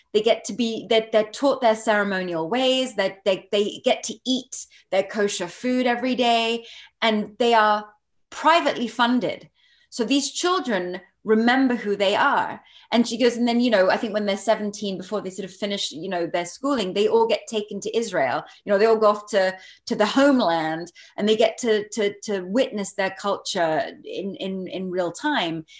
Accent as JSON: {"language": "English", "country": "Barbados", "tie": "born or raised there", "said": "I'm not American. Um, I grew up in Barbados"}